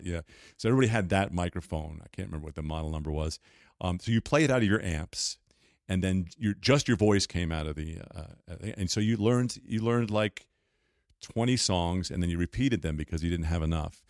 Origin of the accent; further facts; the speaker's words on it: Garden City, New York, United States; I grew up in Garden City, uh, Long Island